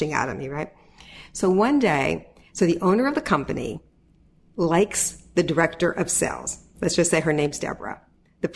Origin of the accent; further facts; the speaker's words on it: outside of Pittsburgh, Pennsylvania, United States; moved away as an adult; also born or lived in Washington, D.C.; My town I grew up in was outside of Pittsburgh